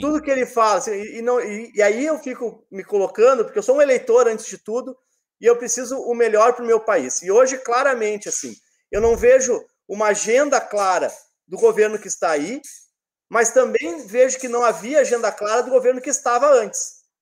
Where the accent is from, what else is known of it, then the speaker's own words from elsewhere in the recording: Rio Grande do Sul, Brazil; Rio Grande do Sul, terra do Félix, minha terra